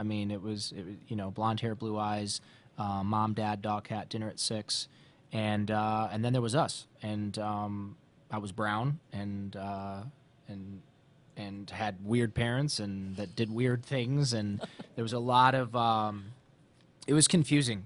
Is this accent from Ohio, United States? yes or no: yes; Ohio, United States; growing up in Ohio